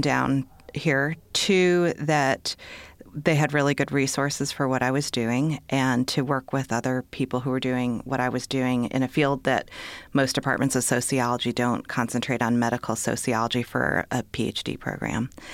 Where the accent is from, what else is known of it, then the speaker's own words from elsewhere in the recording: Minnesota, United States; moved away as an adult; also born or lived in Ohio; now in Birmingham, United States; I'm actually from Minnesota